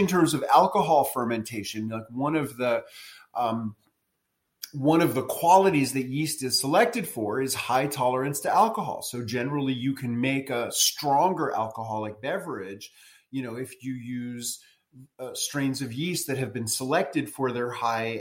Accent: New York City, New York, United States; moved away as an adult; also born or lived in rural Tennessee; now in Tennessee, United States; I moved from New York City, where I was born and grew up, to rural Tennessee

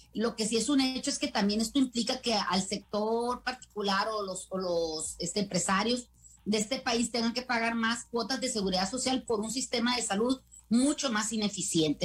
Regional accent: Mexico; el gran público elector que somos todos los mexicanos

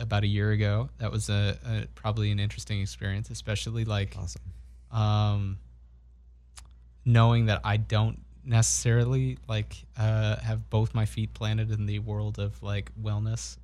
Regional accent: Brookline, Massachusetts, United States; growing up in Brookline

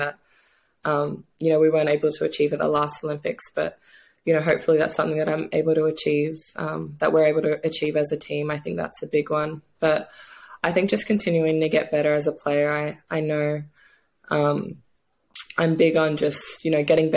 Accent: Australia; moved away as an adult; also born or lived in New Zealand / Seattle; now in Hungary; growing up in Australia

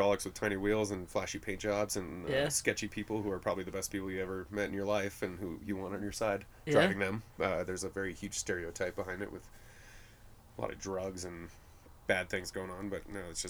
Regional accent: Pojoaque, New Mexico, United States; where I grew up in Pulaski, which is about 20 miles north of Santa Fe, is 8 minutes south of the lowrider capital of the world

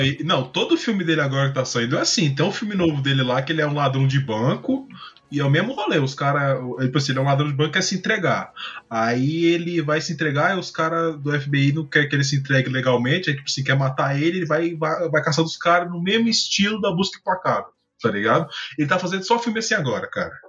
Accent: Brazil; sou brasileiro

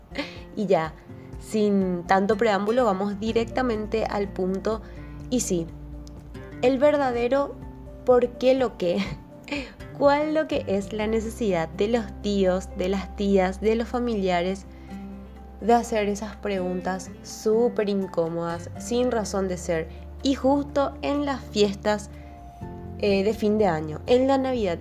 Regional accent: Paraguay; nosotros como paraguayos, o sea, nuestra familia es así súper numerosa siempre

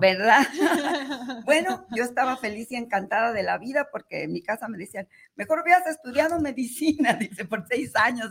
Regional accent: Guadalajara, Jalisco, Mexico; Nací aquí en Guadalajara, Jalisco.

